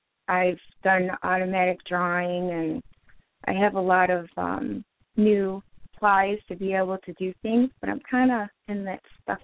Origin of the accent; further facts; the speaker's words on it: Michigan, United States; from Michigan.